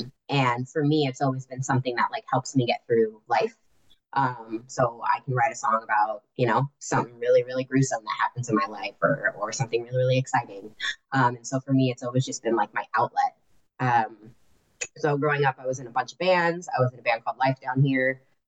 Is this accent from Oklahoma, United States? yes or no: no; California, United States; born there; I was born in California. I've been all over the place. I was born in Orange County.